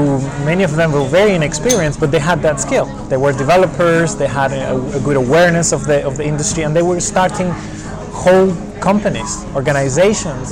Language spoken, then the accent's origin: English; Venezuela; moved away as an adult; also born or lived in Germany; now in United Kingdom; I'm originally from Venezuela, but I've been living in the UK for over 10 years now.